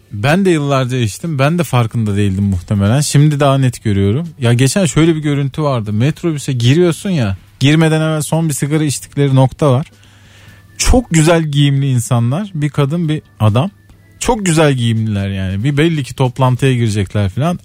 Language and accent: Turkish; Patara, Antalya, Turkey; moved away; Benim çocukluğum orada geçti